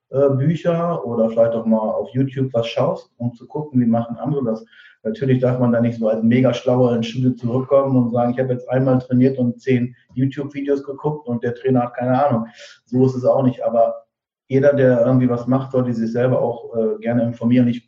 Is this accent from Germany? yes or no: yes; Diepholz, Lower Saxony, Germany; Wir sind, weil wir in dem Ort, aus dem ich komme, aus Niedersachsen, äh, Diepholz heißt das, zwischen Bremen und Osnabrück